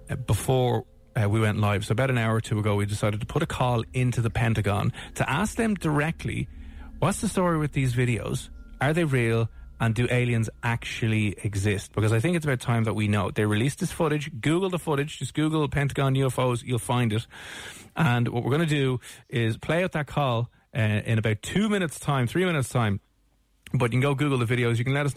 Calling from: Dublin, Leinster, Ireland; I'm calling from Dublin over here in Ireland.

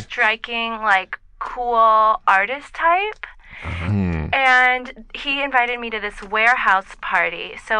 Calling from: Los Angeles, California, United States; I'm calling from Silver Lake.

